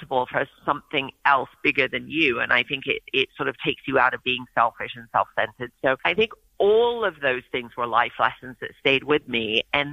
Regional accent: England, United Kingdom; also born or lived in Oregon; now in United States; I grew up in England

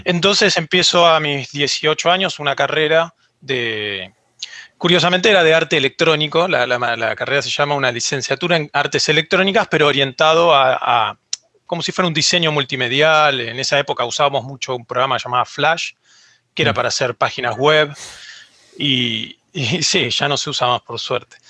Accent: Argentina; yo soy de Argentina

